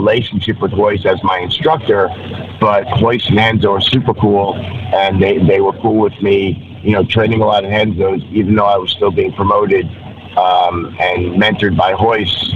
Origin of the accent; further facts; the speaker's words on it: New York, United States; moved away as an adult; also born or lived in Torrance, California; I'm a New Yorker, born and raised